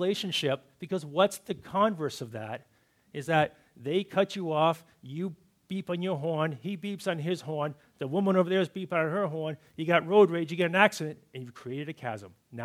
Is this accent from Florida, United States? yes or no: no; Massachusetts, United States; Growing up in Massachusetts, we had these certain traditions that we did for Thanksgiving and Christmas Eve, and being good New Englanders